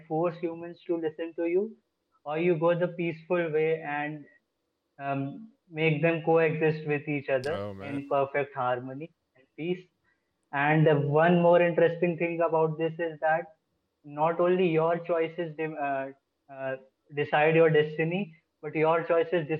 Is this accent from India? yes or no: yes; India; I am from India.